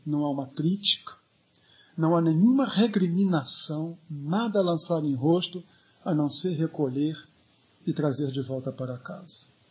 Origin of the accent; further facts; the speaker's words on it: Rio de Janeiro, Brazil; quando eu era adolescente no Rio de Janeiro